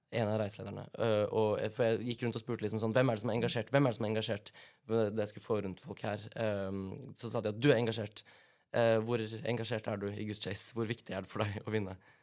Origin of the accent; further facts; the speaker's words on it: Agder, Norway; fra Agder, for de som ikke visste at det var der jeg var fra